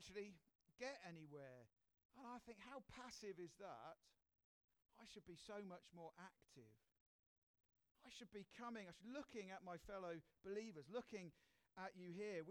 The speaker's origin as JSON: {"language": "English", "country": "United Kingdom", "said": "we're British"}